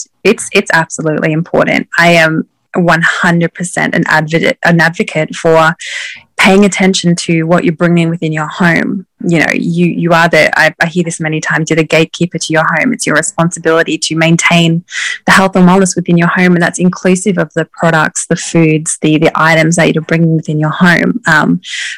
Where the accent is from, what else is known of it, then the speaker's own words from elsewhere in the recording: Australia; now in Maine, United States; I am from Australia, but I actually live in the USA, up in far northern Maine